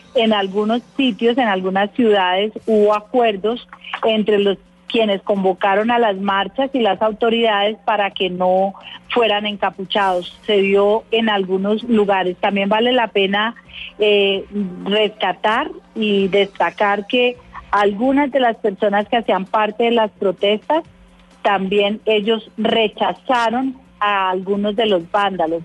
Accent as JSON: {"language": "Spanish", "country": "Colombia", "said": "todos somos colombianos"}